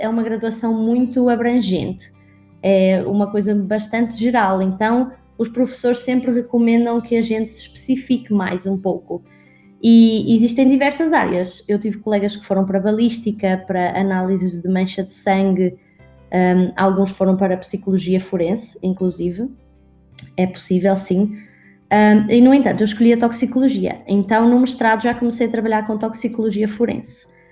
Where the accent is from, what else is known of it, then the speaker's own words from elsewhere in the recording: Portugal; accent: Portuguese; moved away as an adult; also born or lived in Scotland / Brazil; eu, na verdade, sou portuguesa, nasci em Portugal e morei em Portugal até aos meus 18 anos.